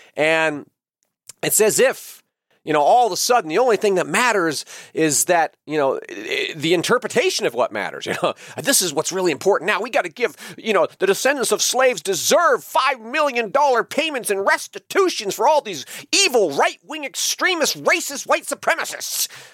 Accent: United States; I am an American. And that means that I was born free. I was born in a free country

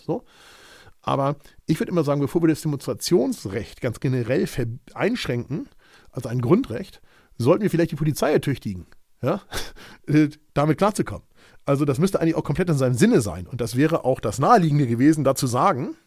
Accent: Hamburg, Germany; Ich bin Hamburger Jung und nur weil ich paar hundert Meter vom Ortsschild entfernt wohne

